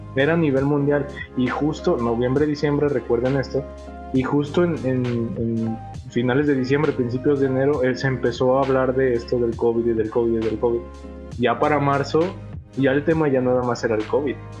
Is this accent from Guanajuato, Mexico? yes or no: yes; León, Guanajuato, Mexico; somos de León, Guanajuato